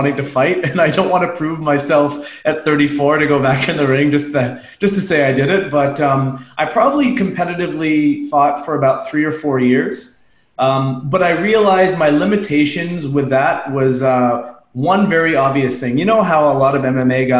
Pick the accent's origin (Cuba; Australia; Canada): Canada; Unionville, Ontario; I'm a suburban kid. I grew up in Unionville, Ontario, about 30 minutes outside Toronto.